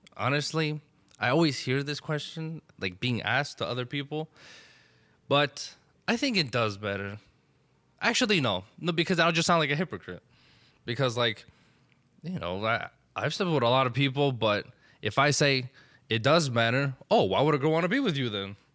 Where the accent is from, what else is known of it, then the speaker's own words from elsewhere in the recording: Elizabeth, New Jersey, United States; I grew up in Elizabeth